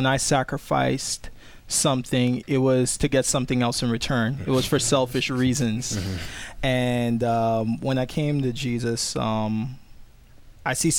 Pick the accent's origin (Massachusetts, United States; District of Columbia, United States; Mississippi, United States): District of Columbia, United States; Washington; I'm from Washington, D.C.